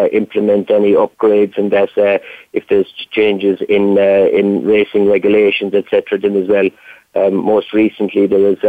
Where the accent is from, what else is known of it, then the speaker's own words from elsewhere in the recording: Youghal, Munster, Ireland; also born or lived in Waterford / Clonmel; I'm originally from Yall in County Cork, where there is a greyhound stadium